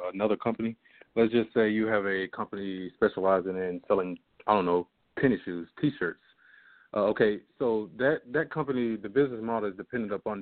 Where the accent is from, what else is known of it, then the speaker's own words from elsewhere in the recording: Jackson, Mississippi, United States; I'm originally from Jackson, Mississippi